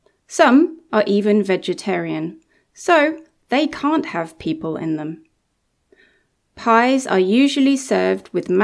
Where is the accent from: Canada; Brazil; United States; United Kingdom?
United Kingdom; England; I'm an English teacher here at Intrepid English. I'm from England, and I'm going to tell you a little bit about some traditional British food.